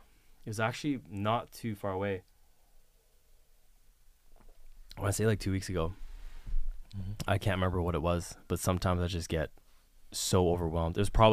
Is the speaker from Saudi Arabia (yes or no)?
no; Vancouver, British Columbia, Canada; So I grew up in Vancouver, British Columbia. My best friends are there.